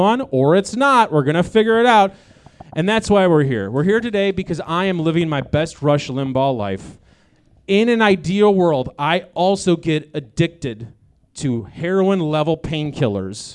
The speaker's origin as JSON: {"language": "English", "town": "Chicago", "region": "Illinois", "country": "United States", "said": "I'm from Chicago"}